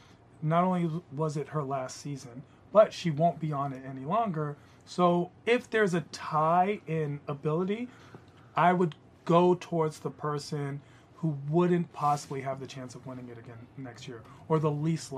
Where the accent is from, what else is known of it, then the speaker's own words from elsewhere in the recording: Washington, District of Columbia, United States; I'm from Washington